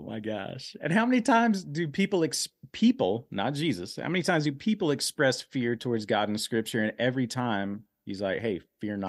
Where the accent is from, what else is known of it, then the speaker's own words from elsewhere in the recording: Dallas, Texas, United States; I grew up in Oak Cliff.